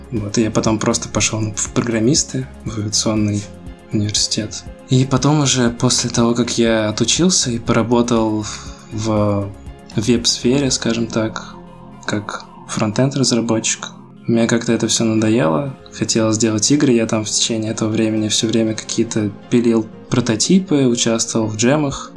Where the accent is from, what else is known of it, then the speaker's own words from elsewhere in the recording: Ufa, Bashkortostan, Russia; я из Уфы, это такой не очень большой город-миллионник.